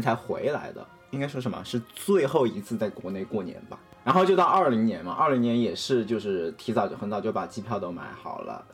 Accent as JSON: {"language": "Chinese", "region": "Hunan", "country": "China", "moved": "yes", "lives_now": "California, United States", "said": "我是湖南人嘛"}